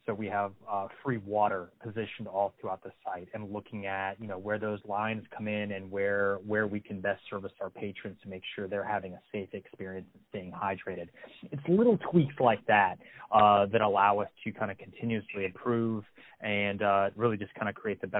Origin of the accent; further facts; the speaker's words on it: Louisville, Kentucky, United States; even though we're from Louisville, let's go see some things that perhaps, you know, living there 20 plus years, you've never taken the opportunity to go check out.